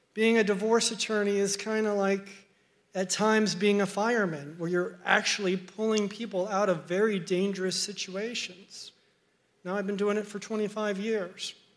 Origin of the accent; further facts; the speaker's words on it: Miami, Florida, United States; when I grew up in Miami, I had an older sister and two parents who loved me very much